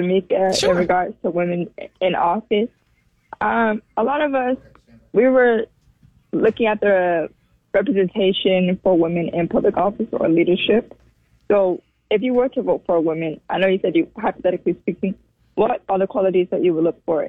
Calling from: Orlando, Florida, United States; I'm calling from Orlando, Florida.

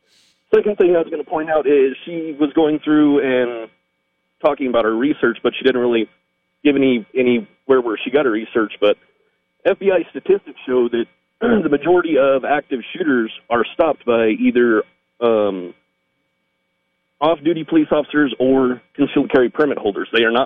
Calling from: New Mexico, United States; No, I live in New Mexico.

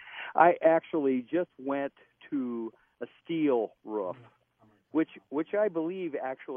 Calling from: Spring Lake Park, Minnesota, United States; I'm in Spring Lake Park.

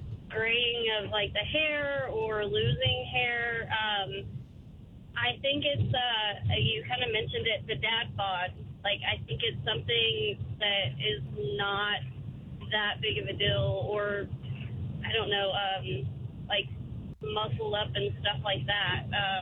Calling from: Bristow, United States; Hi. I'm calling from Bristow.

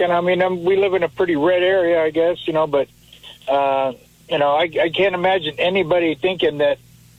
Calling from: Phillipsburg, Missouri, United States; Phillipsburg, Missouri.

